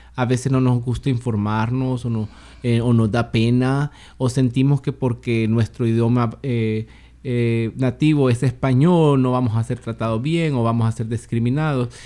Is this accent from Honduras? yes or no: yes; Honduras; moved away as an adult; also born or lived in Tacoma, Pierce County, United States; now in Seattle, United States; Soy originario de Honduras